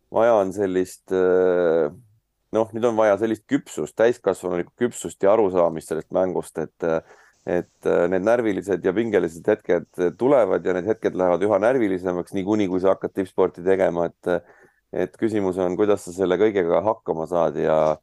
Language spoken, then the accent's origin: Estonian; Saare County, Estonia